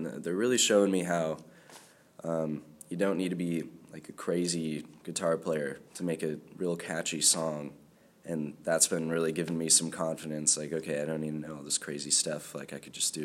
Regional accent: Temecula, California, United States; now in Isla Vista, United States; I grew up in Temecula

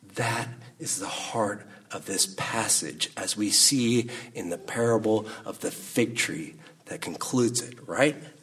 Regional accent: Salinas, California, United States; I grew up up in Salinas

